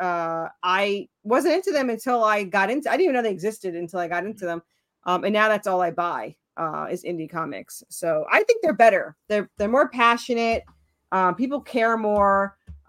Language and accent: English; New York, United States; now in Tennessee, United States; I'm originally from New York